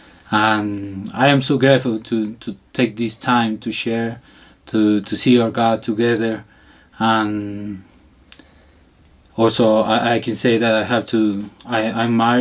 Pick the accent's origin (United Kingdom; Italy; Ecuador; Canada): Ecuador; Cuenca, Azuay; English is a second language; I am from Cuenca, Ecuador.